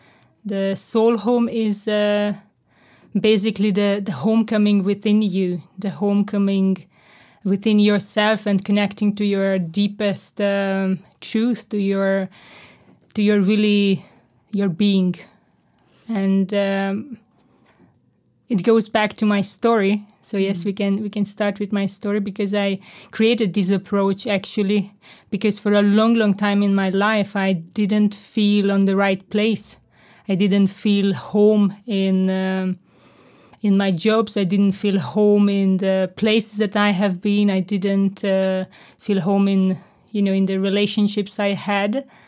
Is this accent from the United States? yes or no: no; Hungary; because I was born and raised in Hungary, in communistic Eastern Europe.